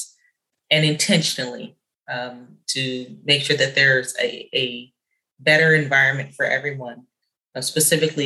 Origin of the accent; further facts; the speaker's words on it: San Jose, California, United States; I grew up in San Jose